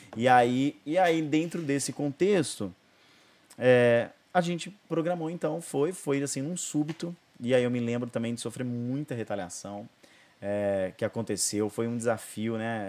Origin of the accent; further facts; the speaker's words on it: Brazil; moved away; Aí fui embora para Ribeirão num tempo assim sabático, precisava voltar para minha cidade natal